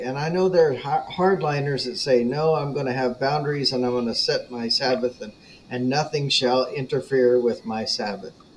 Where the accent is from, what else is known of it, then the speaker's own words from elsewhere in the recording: United States; as American Christians